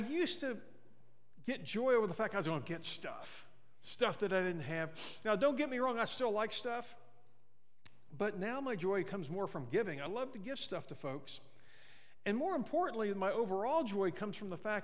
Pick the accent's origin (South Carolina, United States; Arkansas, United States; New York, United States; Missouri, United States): Missouri, United States; Mexico; now in Sierra Vista, United States; my hometown in Missouri, in Mexico